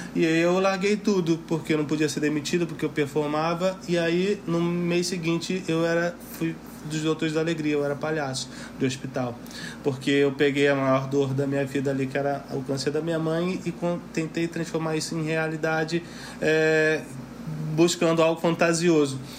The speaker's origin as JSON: {"language": "Portuguese", "region": "Rio de Janeiro", "country": "Brazil", "said": "Eu sou de Bangu, sou de Cubanidade."}